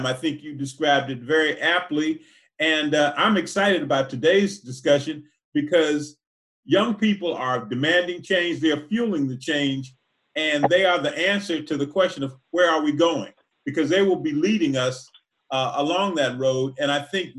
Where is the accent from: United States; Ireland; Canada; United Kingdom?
United States; Philadelphia, Pennsylvania; I was born in Philly